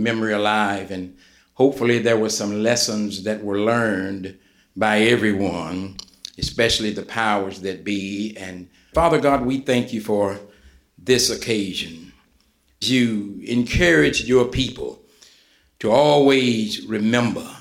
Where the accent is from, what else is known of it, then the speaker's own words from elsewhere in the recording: West Virginia, United States; moved away as an adult; also born or lived in Kansas City area; Buffalo Creek, and I'm saying, hold on, that's my hometown